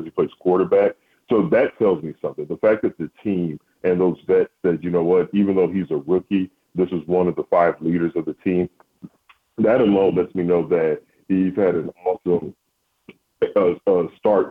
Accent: San Antonio, Texas, United States; also born or lived in Baltimore, Maryland; I was born in Baltimore, but spent 6 weeks there. Then my parents said, we got to get to Texas. So pretty much a Texan guy

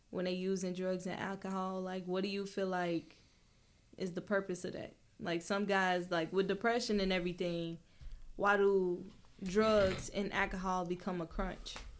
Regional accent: Chicago, Illinois, United States; we come from Chicago

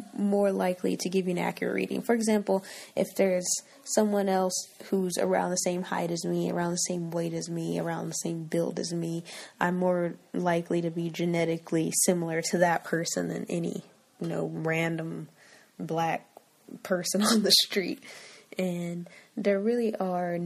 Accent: United States; I'm American

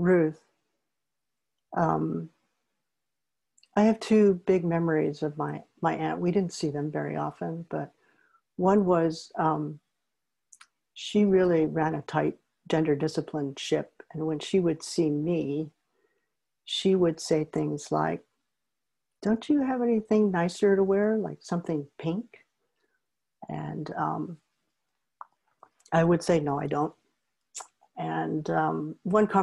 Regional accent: Oakland, California, United States; also born or lived in Berkeley, California; I grew up in Berkeley and Oakland, and one of the reasons my family moved to Oakland

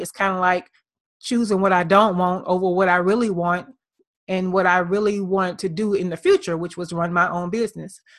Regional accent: Birmingham, Alabama, United States; now in Atlanta, United States; My hometown is Birmingham, Alabama

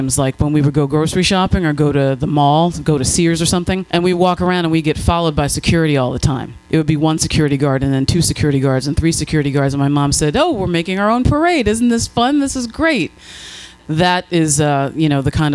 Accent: Allentown, Pennsylvania, United States; I grew up in Allentown, Pennsylvania

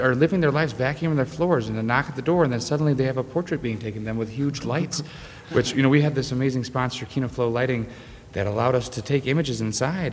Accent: Grand Rapids, Michigan, United States; we're both from Michigan, the same town, Grand Rapids.

